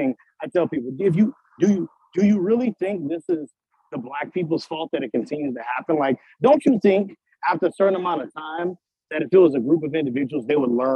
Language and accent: English; Chicago, Illinois, United States; moved away as an adult; now in Provo, United States; I'm from Chicago